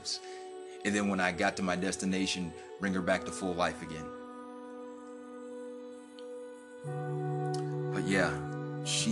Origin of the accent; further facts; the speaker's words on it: Ohio, United States; now in Texas, United States; back home in my home state of Ohio, in Dayton